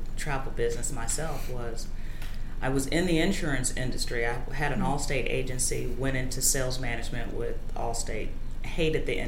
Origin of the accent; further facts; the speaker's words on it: Chicago, Illinois, United States; now in Austin, United States; Coming from the Midwest, growing up in Chicago